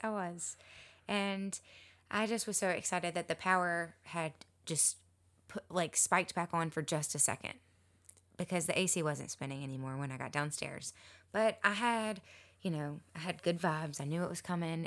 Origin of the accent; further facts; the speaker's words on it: Mobile, Alabama, United States; also born or lived in Gulf Shores, Alabama; Mobile, my hometown